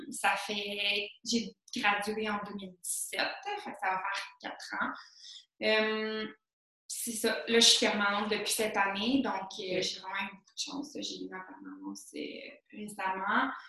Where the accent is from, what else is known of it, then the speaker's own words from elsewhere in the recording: Saint-Jérôme, Quebec, Canada; also born or lived in Bellefeuille; Ben moi, euh, je viens de Saint-Jérôme. fait que, ouais, je viens du Nord. Depuis toujours, je vis à Saint-Jérôme. Mes parents, ils ont habité à Saint-Jérôme. précisément, je suis née à Bellefeuille. Euh, puis j'ai toujours vécu euh, dans le nord, dans le fond.